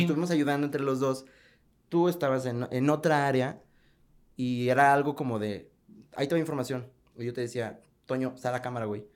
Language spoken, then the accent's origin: Spanish; Mexico City, Mexico; also born or lived in Nezahualcóyotl; now in León, Mexico; Yo soy de la Ciudad de México, entonces pues sí estaba acostumbrado a ir que a la, eh, al rock show, el famosísimo rock show, a tianguis de Nesa, yo soy de Nesa York